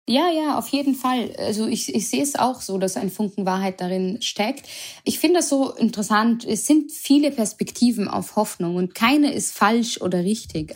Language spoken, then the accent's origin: German; Vienna, Austria; moved away as an adult; also born or lived in Germany / Berlin; now in Mainz, Germany; weil ich auch gebürtige Wienerin bin